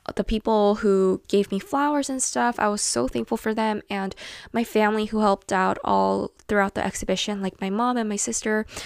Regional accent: South Korea; my home country in Korea

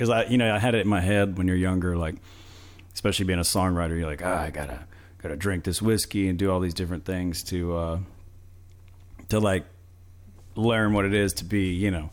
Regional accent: Moody, Texas, United States; now in Dallas, United States; we're both from Moody over there

